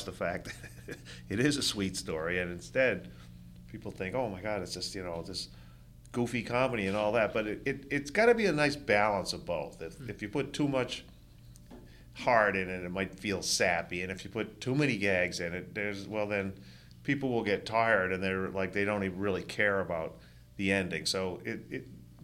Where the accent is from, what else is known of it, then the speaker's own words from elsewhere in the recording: Rhode Island, United States; growing up in Rhode Island